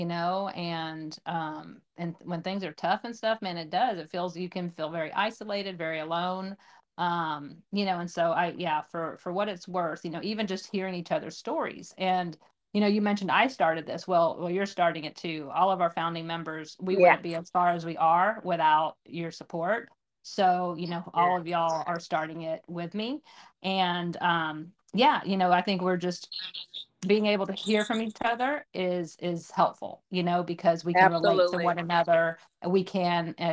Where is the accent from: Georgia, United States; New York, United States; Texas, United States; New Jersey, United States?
Texas, United States; Waco; now in Austin, United States; we're both originally from Waco. And so that's where we met, funny enough, in sixth grade